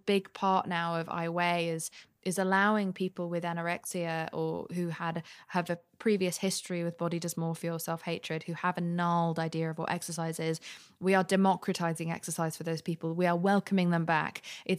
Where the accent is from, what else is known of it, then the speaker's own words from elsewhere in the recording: London, United Kingdom; also born or lived in Spain / Pakistan; I grew up partially in Spain and partially in Pakistan and then in London.